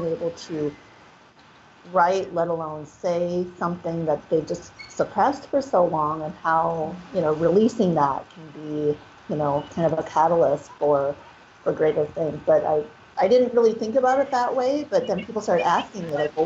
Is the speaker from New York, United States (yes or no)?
no; Minnesota, United States; now in Los Angeles, United States; I grew up in Minnesota